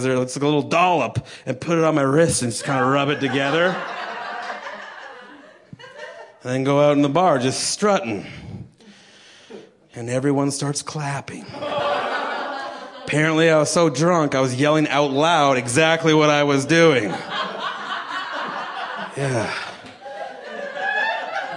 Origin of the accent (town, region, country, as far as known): Canada